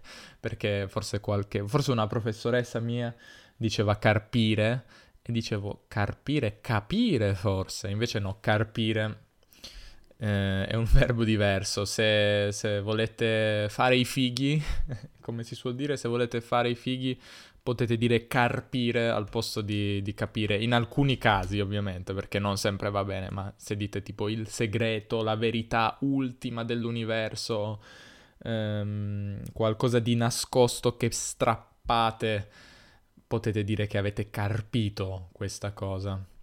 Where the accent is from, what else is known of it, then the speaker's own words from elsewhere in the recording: Piedmont, Italy; accent: Piedmontese; io però dico zio perché in Piemonte si dice zio, tutti dicono